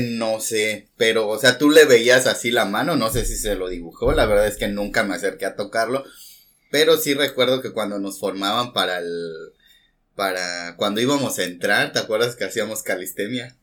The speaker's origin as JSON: {"language": "Spanish", "region": "Mexico City", "country": "Mexico", "moved": "yes", "lives_now": "Mérida, Mexico", "said": "soy de la Ciudad de México y pues ahora resido en la ciudad de Mérida, Yucatán"}